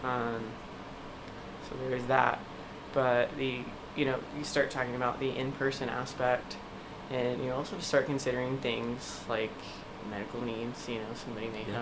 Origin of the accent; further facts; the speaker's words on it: East Coast, United States; moved away; growing up on the East Coast